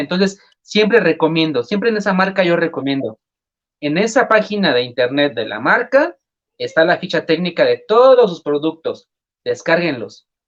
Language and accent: Spanish; Mexico; decimos en México